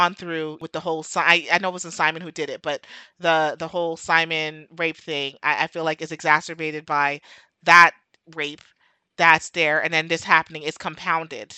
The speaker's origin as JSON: {"language": "English", "country": "United States", "said": "I'm from America"}